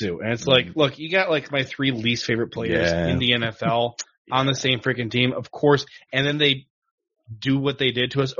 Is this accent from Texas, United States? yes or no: no; Ohio, United States; I grew up in Ohio, so I've always liked the Browns.